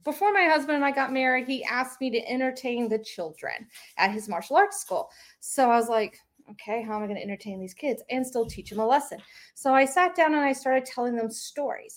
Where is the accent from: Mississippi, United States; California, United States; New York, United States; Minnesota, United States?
Mississippi, United States; I grew up in Mississippi